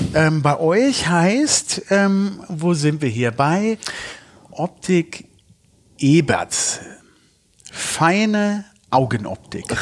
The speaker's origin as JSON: {"language": "German", "town": "Düsseldorf", "region": "North Rhine-Westphalia", "country": "Germany", "tie": "born or raised there", "said": "ich bin in Düsseldorf geboren"}